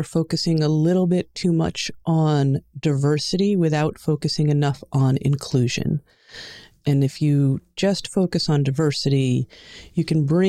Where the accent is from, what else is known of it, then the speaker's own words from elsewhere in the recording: Long Island, New York, United States; accent: New York; I grew up in New York, in Long Island. The accent probably won't come out except for if you hear a couple of different words, but for the most part, the accent just disappeared.